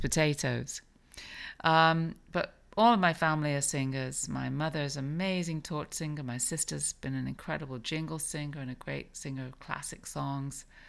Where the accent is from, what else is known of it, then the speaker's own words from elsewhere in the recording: England, United Kingdom; also born or lived in New York; now in Palm Beach, United States; I grew up in England.